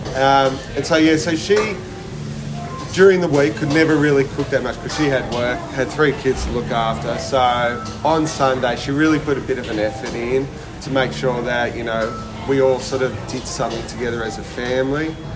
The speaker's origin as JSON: {"language": "English", "town": "Melbourne", "region": "Victoria", "country": "Australia", "tie": "born or raised there", "also_born_or_lived": "Ballina, New South Wales / Sydney, Australia", "said": "born and raised in Ballina, bit of Sydney, and then um, did my high school and yeah. all my apprenticeship and everything in Melbourne."}